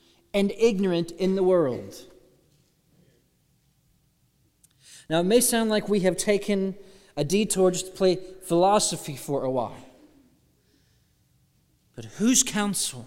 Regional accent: Austin, Texas, United States; now in Alabama, United States; I'm from Austin, Texas.

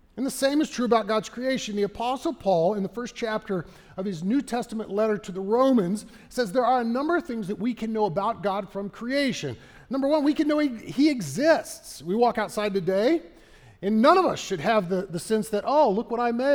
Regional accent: Texas, United States; As a Texan

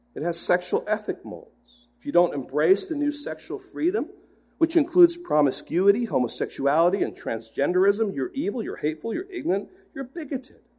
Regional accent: England, United Kingdom; moved away; I grew up in England, and so I'm an England fan

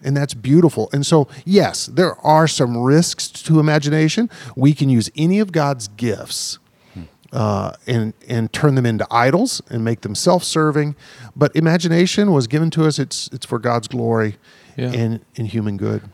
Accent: the South, United States; the church I grew up in the South, uh, you know, a Baptist church

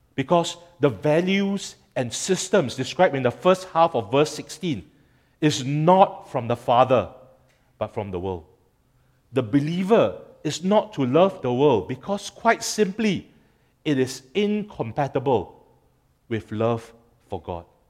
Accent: Singapore; as a Singaporean

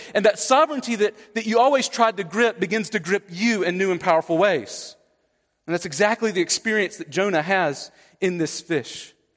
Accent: the South, Southeast, United States; I'm from the South

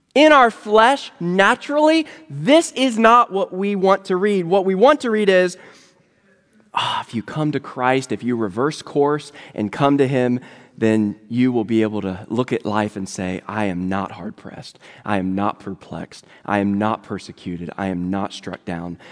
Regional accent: Virginia, United States; now in Louisville, United States; I live in Louisville, Kentucky now, but I'm originally from Virginia

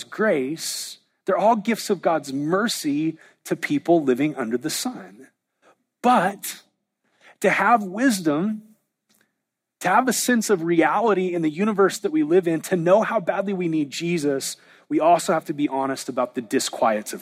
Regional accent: Southern California, United States; now in Oklahoma, United States; I was raised in Southern California where there really aren't seasons, and moving to Oklahoma

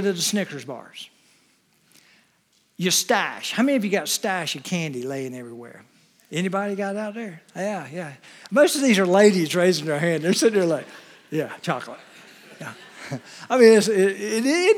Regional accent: Wilmington, United States; I grew up in the Wilmington area. We had two channels when I was growing up

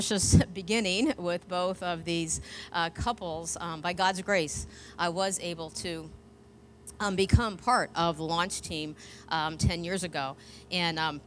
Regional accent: Northeast, United States; moved away as an adult; now in Gainesville, United States; I'm from the Northeast

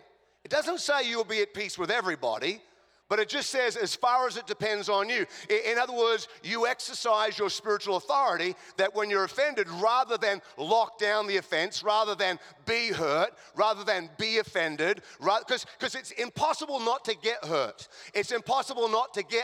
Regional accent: Australia; accent: Australian; now in Chicago, United States; I'm an Australian

